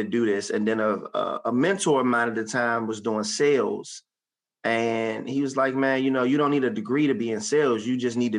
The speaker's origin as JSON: {"language": "English", "town": "Suitland", "region": "Maryland", "country": "United States", "tie": "born or raised there", "said": "I grew up in Suitland off of Auth Road, Suitland, Maryland"}